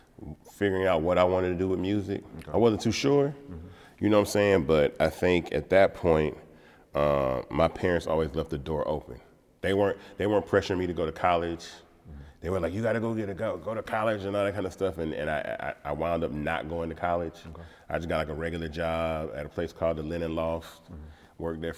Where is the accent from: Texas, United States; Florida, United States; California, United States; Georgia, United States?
Georgia, United States; Atlanta; growing up in Atlanta is a blessing. And I say this all the time because I've never felt like a minority living in Atlanta.